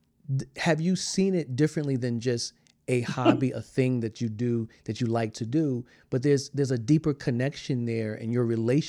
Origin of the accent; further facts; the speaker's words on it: South Carolina, United States; I'm from South Carolina.